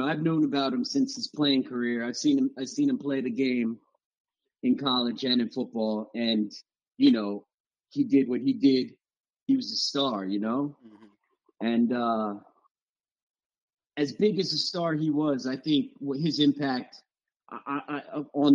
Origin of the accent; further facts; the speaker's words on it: South Florida, United States; moved away as an adult; also born or lived in North Carolina; I was coming from South Florida